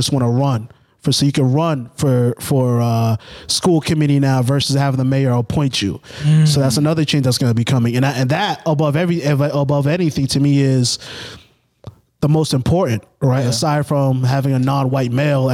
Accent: Boston, Massachusetts, United States; growing up in Boston, growing up in Massachusetts

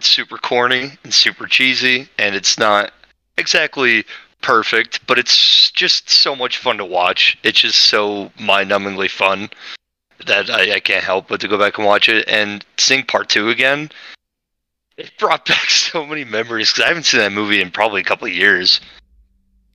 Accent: Utah, United States; I'm from Utah

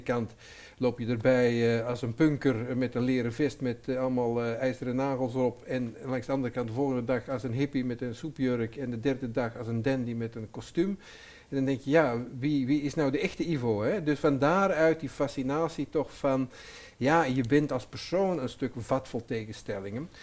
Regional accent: Antwerp, Flanders, Belgium; ik ben Antwerpenaar, eh, maar mijn, mijn moeder was Nederlands en mijn vader was Antwerpenaar

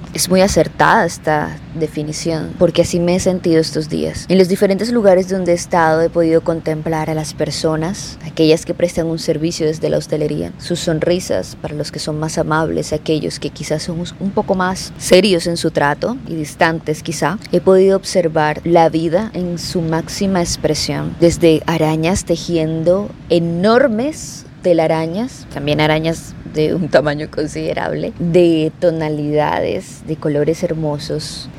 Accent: Barranquilla, Atlántico, Colombia; mi ciudad natal Barranquilla, que es donde resido

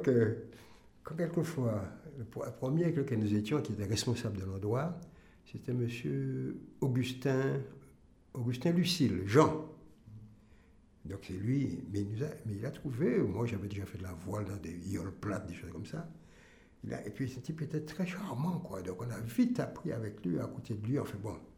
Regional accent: Martinique; je suis martiniquais.

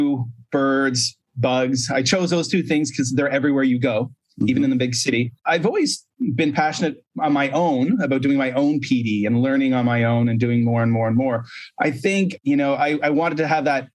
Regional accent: Canada; moved away as an adult; also born or lived in Korea / Japan; now in China; I'm a Canadian

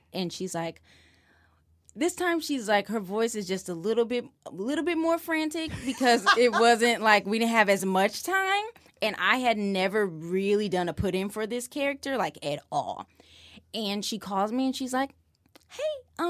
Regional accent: Decatur, Illinois, United States; In Illinois. {S1} Okay. {S3} Decatur, Illinois.

